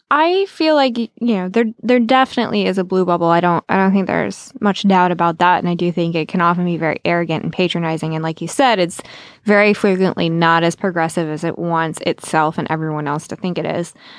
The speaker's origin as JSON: {"language": "English", "region": "Southwest Virginia", "country": "United States", "tie": "born or raised there", "said": "I grew up in Southwest Virginia."}